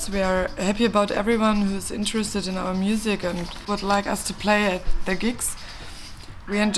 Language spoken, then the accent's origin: English; Cologne, North Rhine-Westphalia, Germany; Um, I'm I'm 23, born in Cologne.